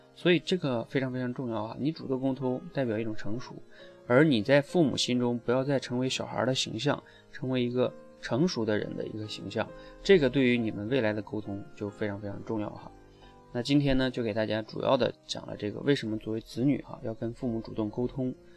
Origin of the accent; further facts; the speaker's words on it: China; 我们中国人